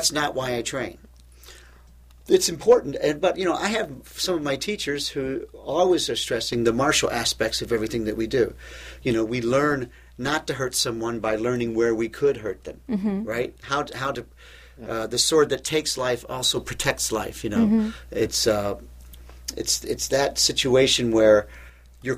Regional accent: Louisville, Kentucky, United States; moved away as an adult; now in Cleveland, United States; I came to Cleveland from Louisville, Kentucky, where I was born, to go to college

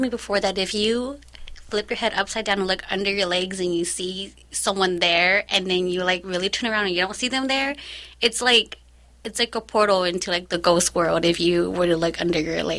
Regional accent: California, United States; moved away; I feel like I grew up in California. My family's there, and I really miss it a lot.

